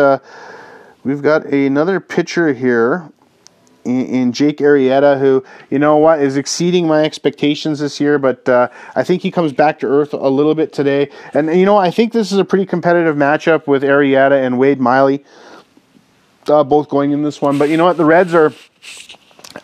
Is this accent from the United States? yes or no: no; Canada; I grew up in Canada, and you know, we used to get the TBS Superstation growing up